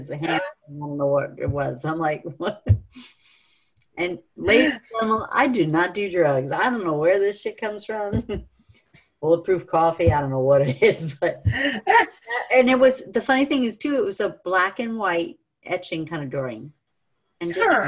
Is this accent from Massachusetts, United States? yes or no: no; New York, United States; also born or lived in California; I was born in California and then moved to New York.